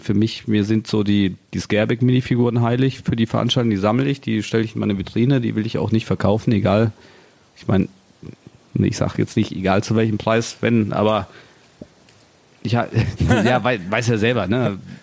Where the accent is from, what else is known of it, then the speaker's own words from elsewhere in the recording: Cologne, North Rhine-Westphalia, Germany; als Kölner